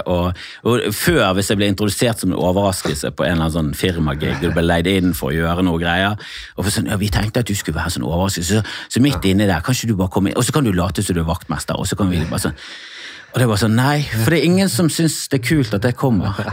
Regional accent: Oslo, Norway; jeg er nå her Jeg har bodd i Oslo

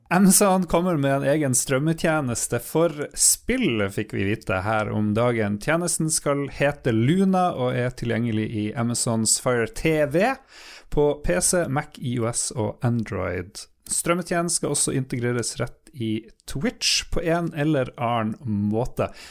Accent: Northern Norway, Norway; accent: approximately North Norwegian; min egen dialekt

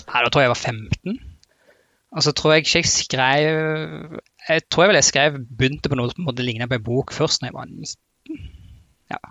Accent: Rogaland, Norway; accent: Rogaland-Stavanger dialect; moved away as an adult; also born or lived in Ålgård / Trondheim; now in Oslo, Norway; dialekten min er jo Rogaland-Stavanger-dialekt. Eh, familien min bor fremdeles på et sted som heter Ålgård

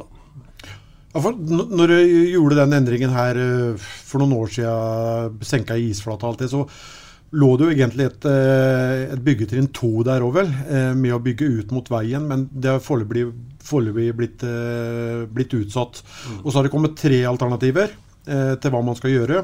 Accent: Sarpsborg, Østfold, Norway; vi kom fra Sarpsborg

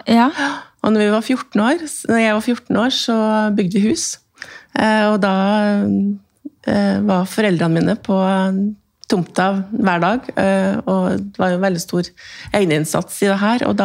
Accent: Trøndelag, Norway; er jo trønder

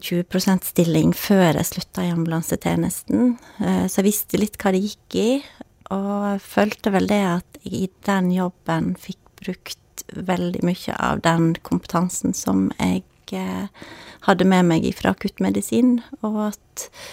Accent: Førde, Vestland, Norway; also born or lived in Bergen; født og oppvokst i Førde.

